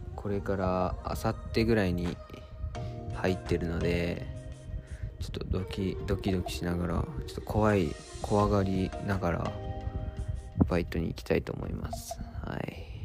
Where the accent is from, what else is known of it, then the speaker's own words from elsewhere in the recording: Japan; moved away as an adult; now in Tokyo, Japan; 島育ちいきなり上京ライフといって島からいきなり上京してきて東京で大学生をやっている僕